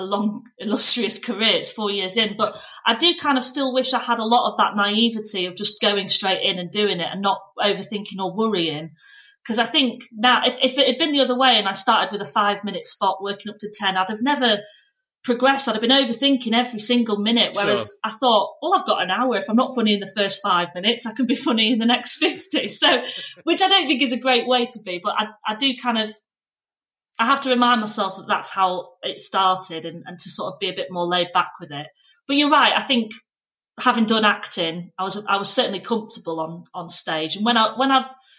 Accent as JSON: {"language": "English", "town": "Pannal", "region": "Yorkshire and the Humber", "country": "United Kingdom", "said": "I'm actually like middle of nowhere because it's technically North Yorkshire, but Leeds was the nearest place"}